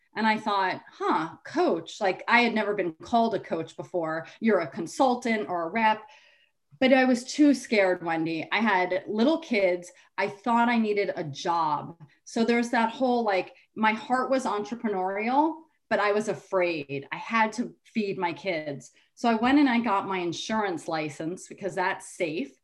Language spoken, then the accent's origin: English; Rye, New York, United States; I grew up in Rye, New York, which is Westchester